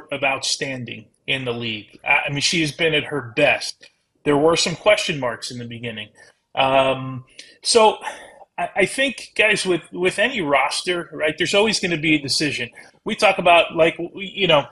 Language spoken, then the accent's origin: English; United States; we as American, you know, soccer fans